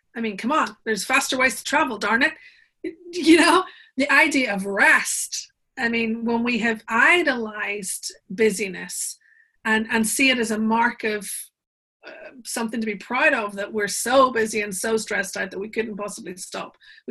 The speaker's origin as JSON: {"language": "English", "region": "Northern Ireland", "country": "United Kingdom", "said": "So I live in Northern Ireland. I'm from Northern Ireland. That's what the remnants of the accent are."}